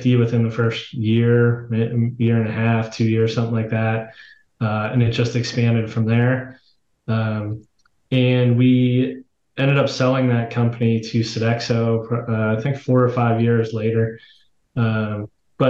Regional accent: Pittsburgh, Pennsylvania, United States; I was born and raised in Pittsburgh, Pennsylvania.

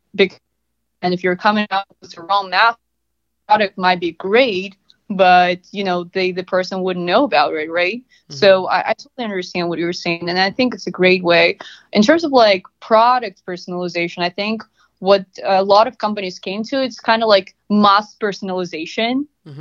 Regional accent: Russia; moved away as an adult; now in United States; I'm originally from Russia.

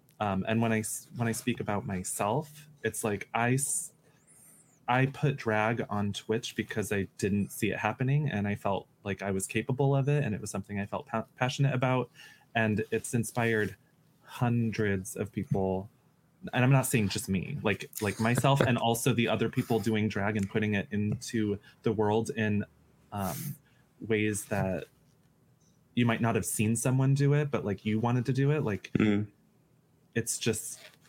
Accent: United States; I'm American and I won't apologize.

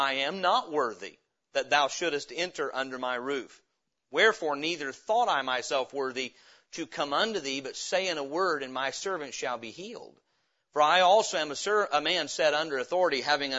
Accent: Indiana, United States; moved away; also born or lived in Middle Tennessee; my grandpa had moved to Indiana for work, thus I was born there

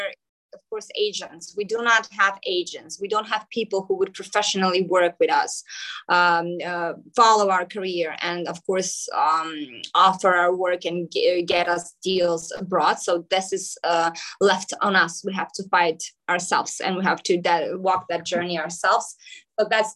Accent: Skopje, North Macedonia; first language Macedonian; English is a second language; also born or lived in New York; here in Skopje, in my hometown in Macedonia

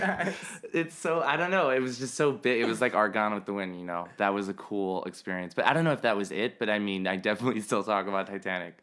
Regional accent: Miami, Florida, United States; moved away as an adult; also born or lived in New York; I'm from Miami. I moved to New York for college

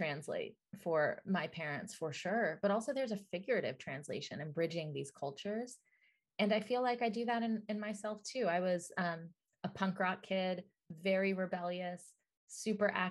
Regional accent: Atlanta, Georgia, United States; I grew up in Atlanta, Georgia, in the South, and my parents were immigrants.

